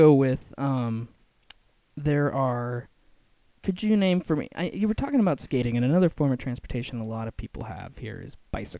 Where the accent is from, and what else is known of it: Chimacum Valley, Washington, United States; born or raised there; also born or lived in Seattle area; now in Portland, United States